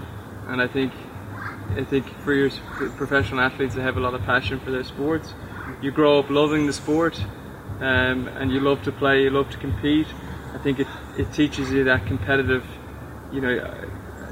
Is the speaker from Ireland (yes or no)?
yes; Dublin, Leinster, Ireland; moved away as an adult; also born or lived in Louisiana, United States; now in Necker Island, British Virgin Islands; I'm from Ireland, from Dublin, Ireland. Was a good junior there